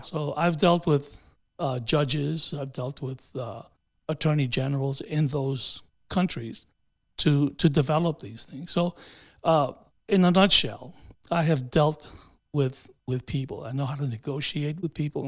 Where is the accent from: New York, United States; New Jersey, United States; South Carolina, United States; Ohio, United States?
New York, United States; New York City; first language Spanish; English is a second language; moved away as an adult; also born or lived in Honduras; now in Shenandoah, United States; I grew up in New York City and, uh, uh, was educated there, went to, you know, elementary, junior, and, and high school there